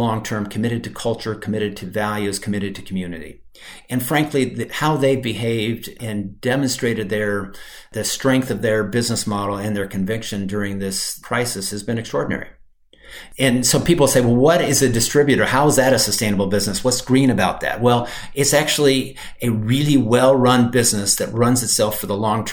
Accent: Michigan, United States; moved away; also born or lived in Brazil; I grew up in Michigan.

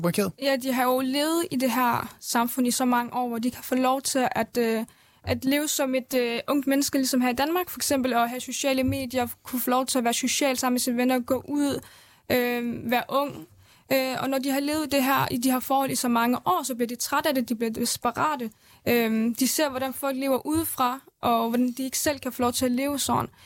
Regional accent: Erbil, Kurdistan Region, Iraq; now in Denmark; Jeg er født i Erbil, Havlet, i øh, Irak-Kurdistan

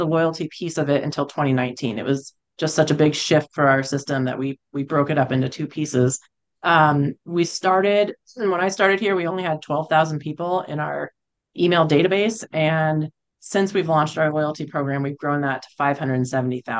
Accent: California, United States; moved away as an adult; also born or lived in Boulder, Colorado; now in Colorado, United States; I grew up in California

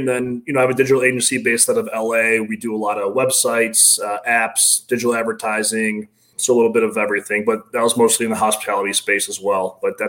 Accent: Bartlett, Illinois, United States; So, about 45 minutes west of the city in a town called Bartlett.

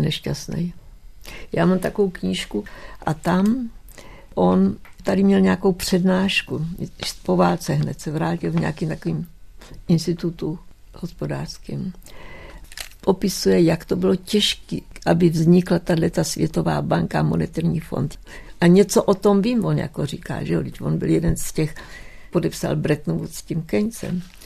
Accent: Czechia; moved away; also born or lived in United States; já jsem Češka, mluvím česky

